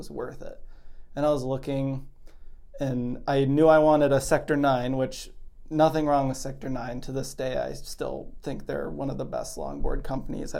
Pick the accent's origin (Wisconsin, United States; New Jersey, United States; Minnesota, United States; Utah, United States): Minnesota, United States; Park Rapids; moved away as an adult; now in Fargo, United States; I am originally from Park Rapids, Minnesota. It's kind of central to northern Minnesota.